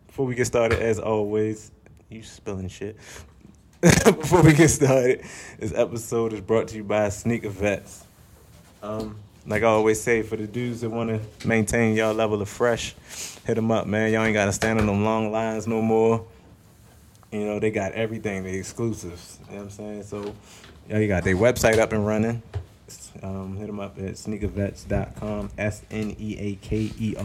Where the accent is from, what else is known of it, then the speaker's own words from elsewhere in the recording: United States; the dude from Woodlawn